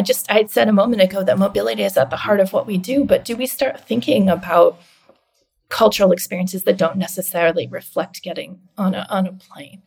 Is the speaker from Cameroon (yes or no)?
no; Canada; now in United States; I'm Canadian